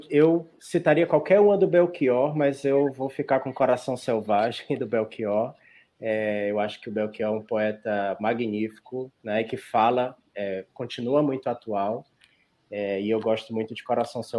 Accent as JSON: {"language": "Portuguese", "region": "Ceará", "country": "Brazil", "said": "Olha, como bom cearense, eu não podia deixar de dizer que é o baião de dois, mas é o baião de dois do Ceará"}